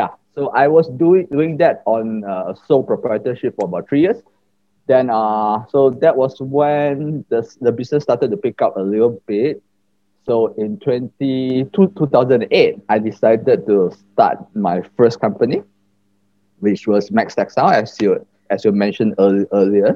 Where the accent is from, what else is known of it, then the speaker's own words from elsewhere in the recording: Batu Pahat, Johor, Malaysia; moved away as an adult; now in Kuala Lumpur, Malaysia; I was basically born in Johor, a small town in Johor named Batu Pahat. And I was raised mm-hmm. there um, up to when I turned 18 years old.